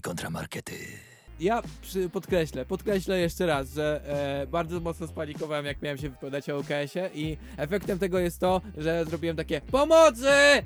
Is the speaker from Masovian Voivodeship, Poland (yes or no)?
no; Łódź, Łódź Voivodeship, Poland; jesteśmy rodowitymi łodzianami